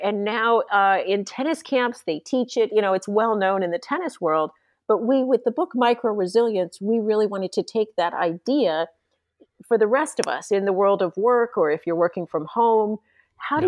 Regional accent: San Diego, California, United States; I grew up in San Diego, California, and became a ski racer

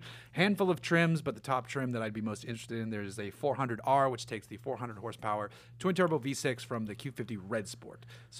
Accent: United States; I'm American.

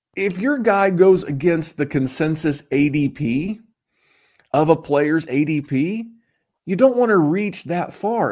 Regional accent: Muncie, Indiana, United States; now in Indianapolis, United States; I may live in Indianapolis, Indiana, but, sir, I am from Muncie, Indiana

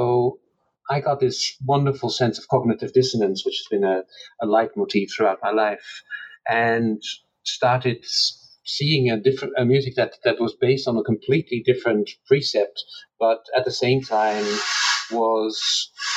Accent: Netherlands; So I grew up in the Netherlands.

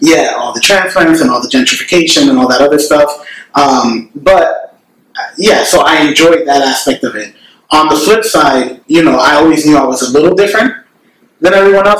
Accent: New York City, New York, United States; my experiences growing up in the Bronx

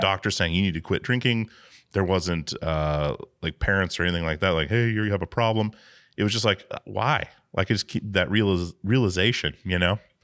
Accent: Alaska, United States; growing up in Alaska

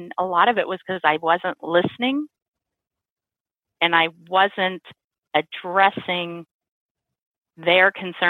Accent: Missouri, United States; I grew up in Missouri

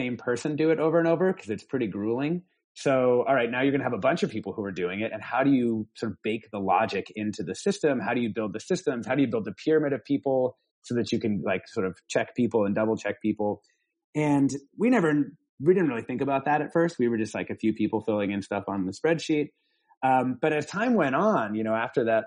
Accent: rural Washington, United States; also born or lived in Mexico; I'm from rural Washington. I mean, I was born in Mexico, but I grew up in rural Washington

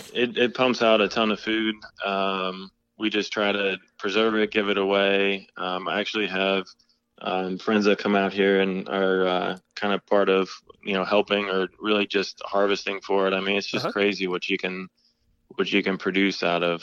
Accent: Maryland, United States; but no, I grew up in Maryland, and I kind of always had a garden that my mom let me manage inside.

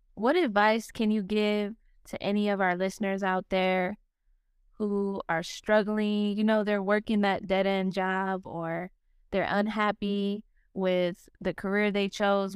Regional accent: Las Vegas, Nevada, United States; moved away as an adult; I was born and raised in Las Vegas. I lived there for twenty-one years

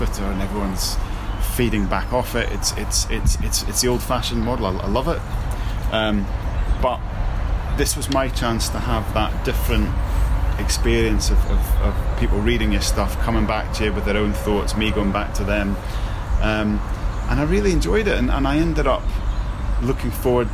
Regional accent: Scotland, United Kingdom; now in Leicester, United Kingdom; I'm Scottish

